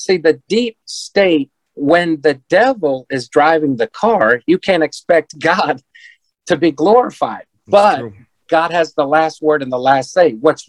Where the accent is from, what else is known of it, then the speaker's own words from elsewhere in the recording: Washington, District of Columbia, United States; born there; now in Prince George's County area, United States; I live 9 miles from Andrews Air Force Base, home of Air Force One. I was born on Capitol Hill, I still live 15 minutes from Washington, D.C. on my street.